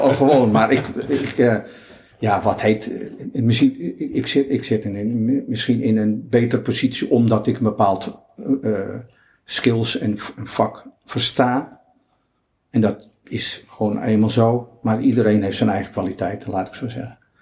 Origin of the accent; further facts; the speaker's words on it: Netherlands; We zijn natuurlijk uit Nederland met onze eigen cultuur, met onze eigen achtergrond